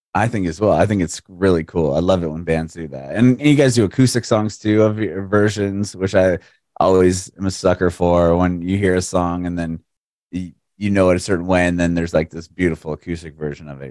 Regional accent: San Diego, California, United States; moved away; I'm originally from San Diego

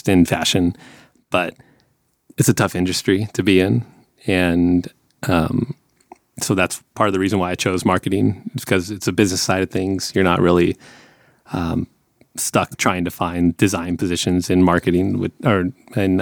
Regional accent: between San Francisco and LA, California, United States; moved away as an adult; we're kind of close to San Francisco, we're my hometown area, basically it's between here

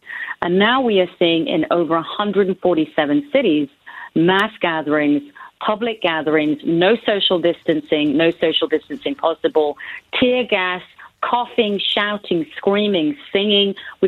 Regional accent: United States; also born or lived in New York; as an American

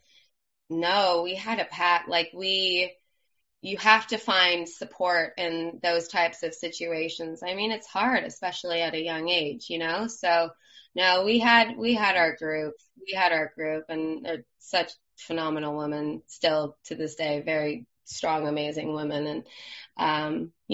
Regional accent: Los Angeles, California, United States; accent: Valley girl; I'm from Los Angeles, from the San Fernando Valley. Grew up here my whole life

